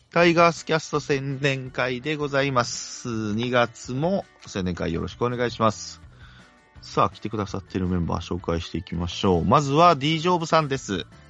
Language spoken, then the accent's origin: Japanese; Kagoshima, Japan; accent: Kagoshima dialect; 鹿児島弁が出ました